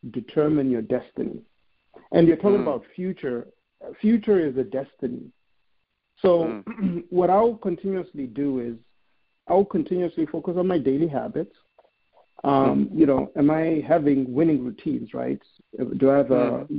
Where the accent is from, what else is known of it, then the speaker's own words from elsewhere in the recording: Zimbabwe; moved away as an adult; now in United States; I'm a kid from Zimbabwe who came to America with nothing.